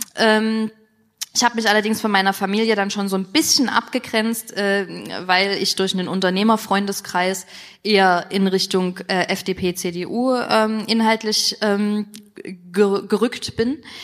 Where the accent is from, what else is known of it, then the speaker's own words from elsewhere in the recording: Dresden, Saxony, Germany; ich komme aus Dresden